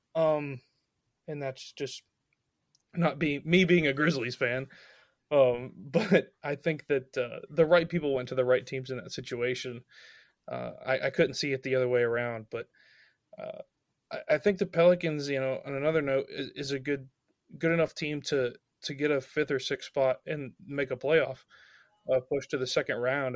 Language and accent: English; Memphis, Tennessee, United States; I'm from Memphis